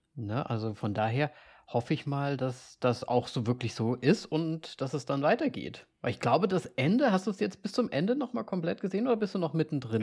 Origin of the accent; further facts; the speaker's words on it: Austria; als Österreicher